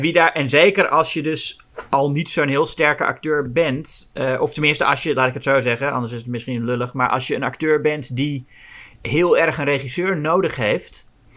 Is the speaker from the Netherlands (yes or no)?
yes; Amsterdam, North Holland, Netherlands; voor mij als Amsterdammer